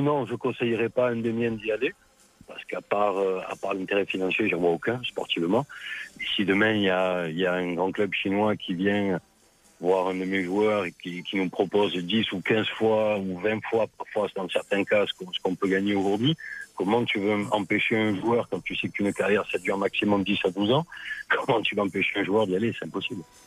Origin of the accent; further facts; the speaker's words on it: France; en tant que Français et en tant qu'agent français